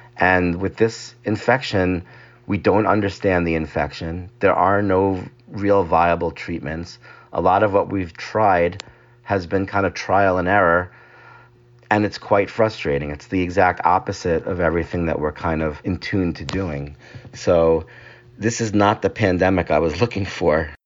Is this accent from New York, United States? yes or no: yes; Long Island, New York, United States; moved away as an adult; also born or lived in Midwest; I was from Long Island. It was close to home.